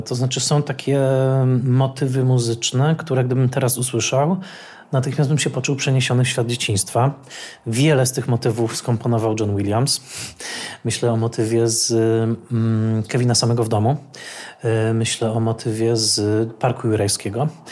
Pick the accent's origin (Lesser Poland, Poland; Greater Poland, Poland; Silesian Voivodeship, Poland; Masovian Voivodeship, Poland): Silesian Voivodeship, Poland; Tarnowskie Góry; Ja dorastałem w Tarnowskich Górach na Śląsku